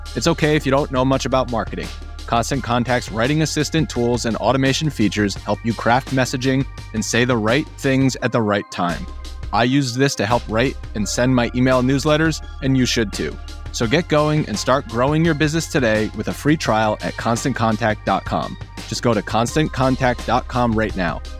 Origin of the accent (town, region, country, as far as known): Atlanta, Georgia, United States; born or raised there; also born or lived in Cleveland, Ohio